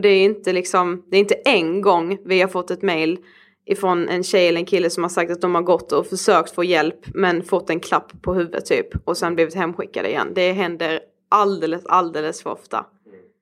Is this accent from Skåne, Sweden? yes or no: no; Karlshamn, Blekinge, Sweden; now in Stockholm, Sweden